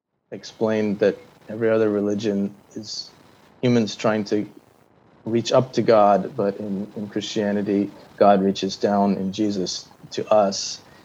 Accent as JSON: {"language": "English", "country": "Nepal", "tie": "born or raised there", "said": "And I suppose being white and growing up in Nepal in the 70s, the benefits of the British Empire extended to us, I think."}